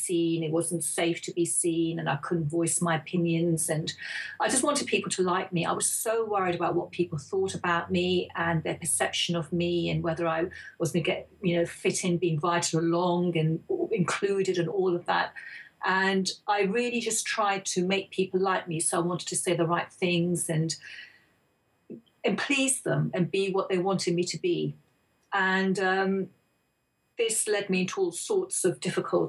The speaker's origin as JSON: {"language": "English", "region": "England", "country": "United Kingdom", "tie": "born or raised there", "also_born_or_lived": "India", "said": "my parents came over from India in the early 60s to settle in England to make a better life for themselves and for their children"}